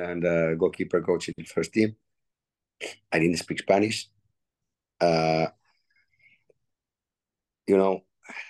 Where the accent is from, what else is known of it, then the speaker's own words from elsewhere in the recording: Finland; moved away as an adult; now in Nice, France; I'm one guy from Finland